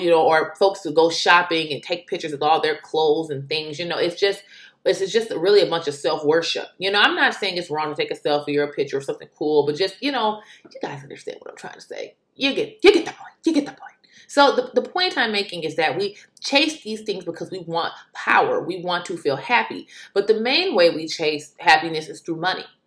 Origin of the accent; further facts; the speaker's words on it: United States; being an American